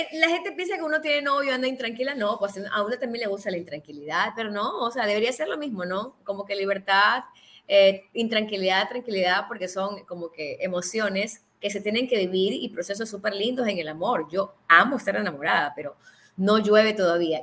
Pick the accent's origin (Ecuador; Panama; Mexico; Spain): Ecuador; somos ecuatorianos